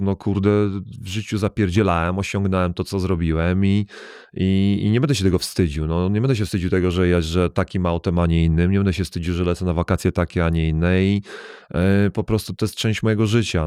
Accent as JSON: {"language": "Polish", "town": "Łódź", "region": "Łódź Voivodeship", "country": "Poland", "tie": "born or raised there", "also_born_or_lived": "Germany / United States", "moved": "as an adult", "said": "wychowałem się w Polsce"}